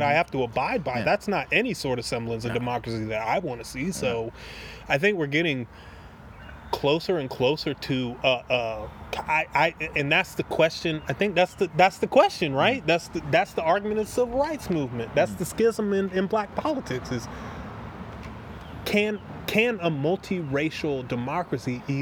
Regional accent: the South, United States; I am from the uh, like I grew up in the South.

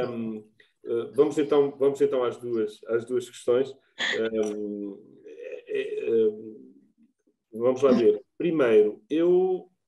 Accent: Norte, Portugal; eu nasci em Trás-os-Montes, sou transmontano

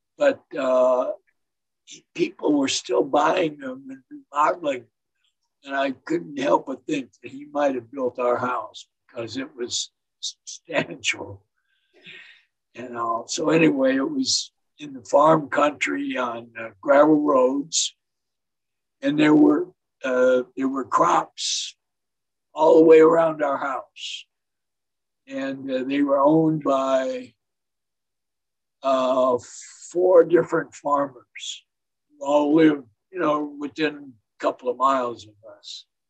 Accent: Detroit, Michigan, United States; also born or lived in St. Clair Shores, Michigan; I was born in Detroit, Michigan um, where my parents lived in St. Clair Shores

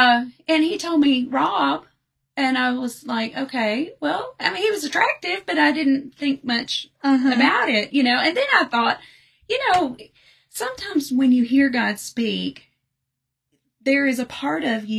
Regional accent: Lewisburg, Tennessee, United States; also born or lived in Nashville, Tennessee; Yeah, I grew up in Lewisburg

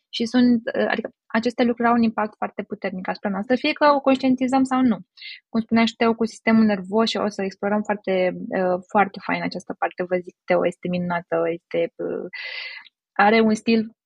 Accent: Romania; noi ca români

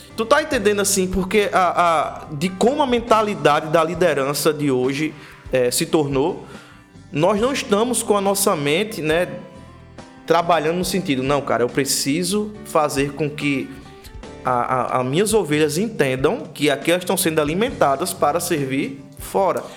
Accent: Prado Poço, Paraíba, Brazil; onde eu me criei a vida inteira, chamado Prado Poço

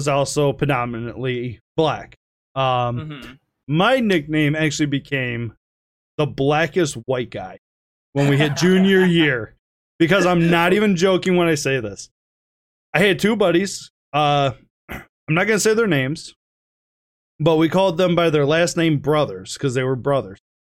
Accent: Detroit, Michigan, United States; When you're from Detroit

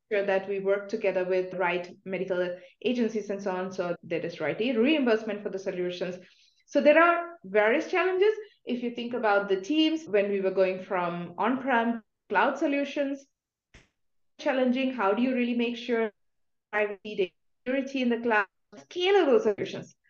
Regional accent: India; moved away; I'm coming from India

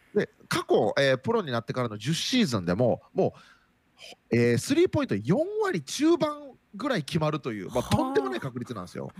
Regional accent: Nara, Japan; moved away; also born or lived in Okinawa; 僕も奈良県出身

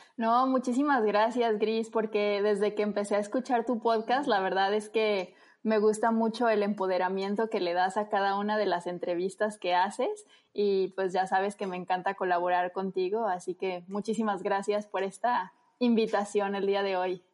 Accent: Guadalajara, Jalisco, Mexico; yo soy tapatía, orgullosamente tapatía

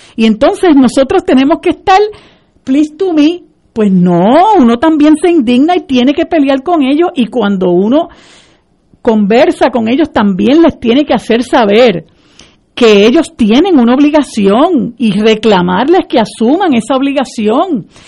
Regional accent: Puerto Rico; como puertorriqueños

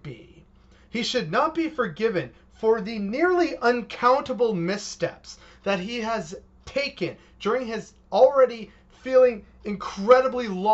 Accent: Canada

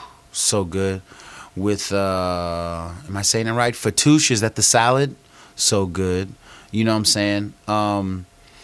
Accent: United States

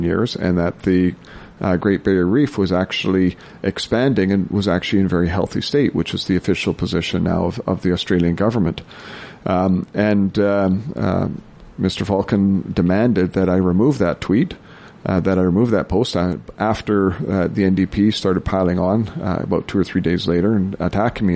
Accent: Prince George, British Columbia, Canada; also born or lived in Cluculz Lake, British Columbia; I was born and raised in Prince George. You know, I've spent all my life in northern BC.

